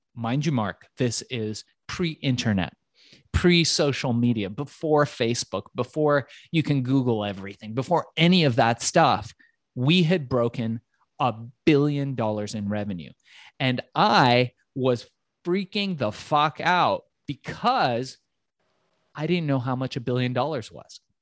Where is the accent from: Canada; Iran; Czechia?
Iran; Tehran, Tehran Province; now in United States; I was born in Tehran and came to the United States just in the late nineteen seventies